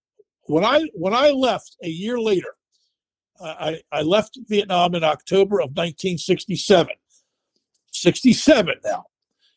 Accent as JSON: {"language": "English", "town": "Philadelphia", "region": "Pennsylvania", "country": "United States", "tie": "born or raised there", "also_born_or_lived": "Japan", "said": "headquartered in Philadelphia, which is my hometown"}